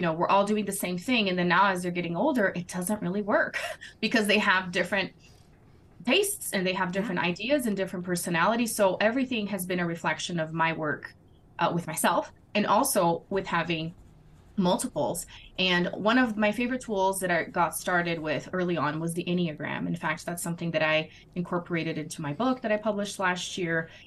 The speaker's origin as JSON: {"language": "English", "country": "Brazil", "tie": "born or raised there", "second_language": "English", "moved": "as an adult", "said": "I am originally from Brazil, born and raised, and then married my American husband almost 13 years ago"}